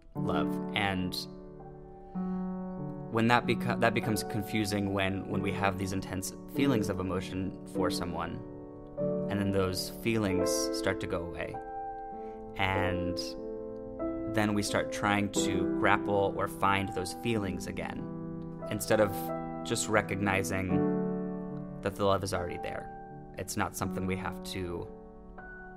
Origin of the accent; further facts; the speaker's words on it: San Francisco Bay Area, California, United States; I am from the San Francisco Bay Area